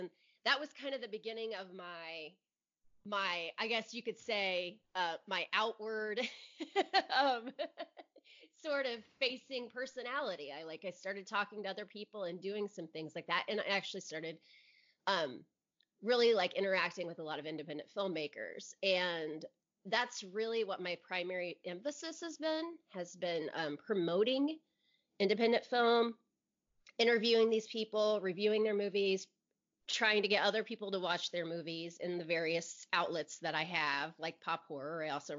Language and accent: English; Indianapolis, Indiana, United States; It's the first one I've ever been to that wasn't in my hometown.